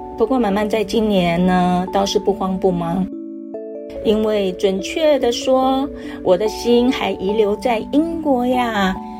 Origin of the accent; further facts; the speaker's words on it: Taiwan; 我们台湾人